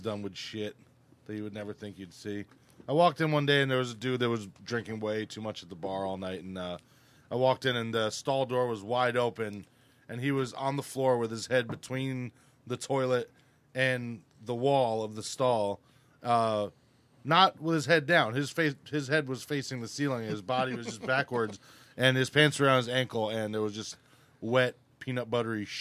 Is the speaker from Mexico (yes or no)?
no; Uruguay; moved away; I'm originally from Uruguay, and back then we do have those poop holes